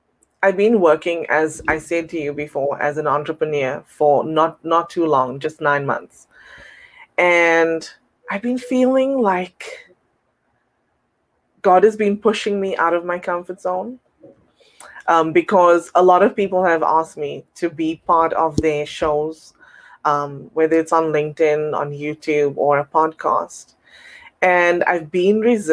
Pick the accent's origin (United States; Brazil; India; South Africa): South Africa; now in Toronto, Canada; I'm originally from South Africa, and I'm currently residing in Toronto, Canada